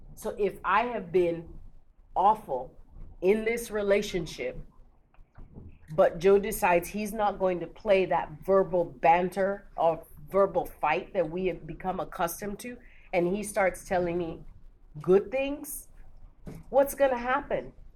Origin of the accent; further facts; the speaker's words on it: Lagos, Nigeria; I'm from Lagos